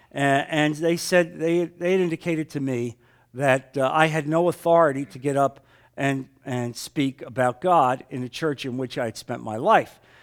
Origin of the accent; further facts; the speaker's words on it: New Jersey, United States; moved away; I came from New Jersey